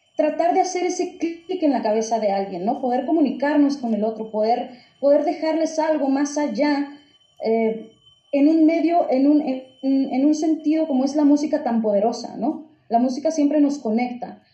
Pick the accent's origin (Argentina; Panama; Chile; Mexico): Mexico; Nogales, Sonora; crecí en una zona en Nogales, que es zona fronteriza con Estados Unidos, ya, ahí en Sonora